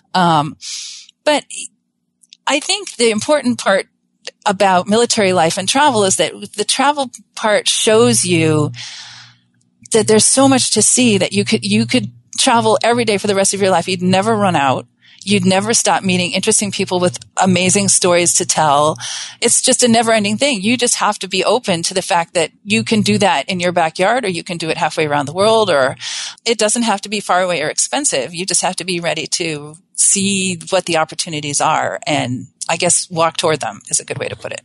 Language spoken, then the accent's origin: English; Southern California, United States; I'm originally from Southern California